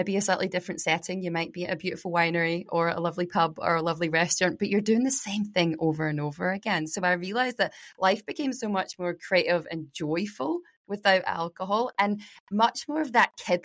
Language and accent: English; Glasgow, Scotland, United Kingdom; moved away as an adult; now in Mornington Peninsula, Australia; I grew up in Glasgow with a, you know, Irish Scottish family